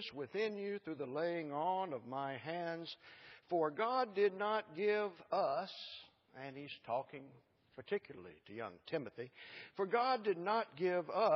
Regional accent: Allen, Texas, United States; that interesting little town up there that I claim is my hometown

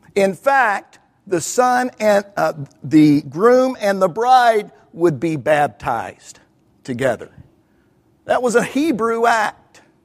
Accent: Kentucky, United States; I'm from Kentucky

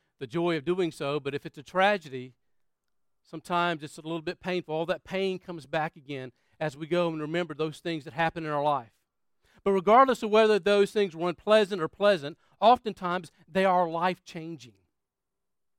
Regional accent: Florence, South Carolina, United States; moved away; Florence, South Carolina, where my hometown was

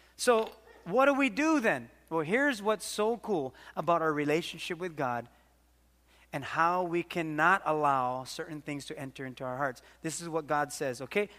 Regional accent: Waimanalo, Hawaii, United States; We had this pet duck growing up in Waimanalo

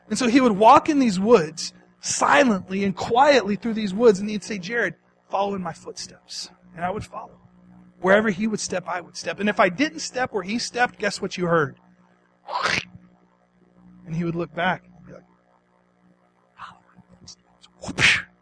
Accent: East Texas, United States; Growing up in East Texas, my favorite thing to do with my dad was to go hunting

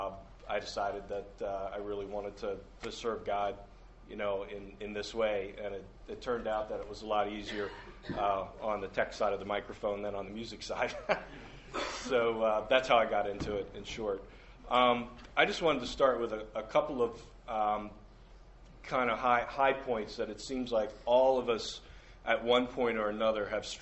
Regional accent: Shrewsbury, Pennsylvania, United States; moved away as an adult; also born or lived in Minneapolis; I grew up in the Shrewsbury area, Southern York County

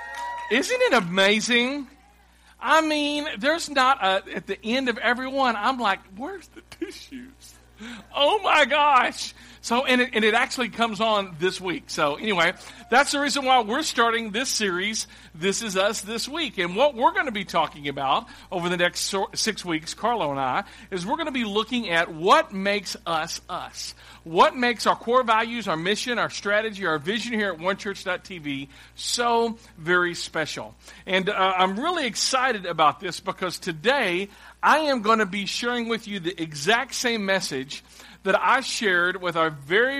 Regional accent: Clarksville, Tennessee, United States; moved away as an adult; also born or lived in Dallas; I'm from Clarksville, and I grew up in a church downtown, a church called First Baptist Church of Clarksville, Tennessee. I grew up there as a kid

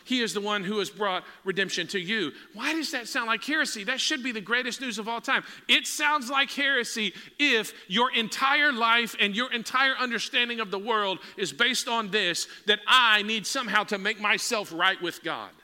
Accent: Texas, United States; we're from Texas

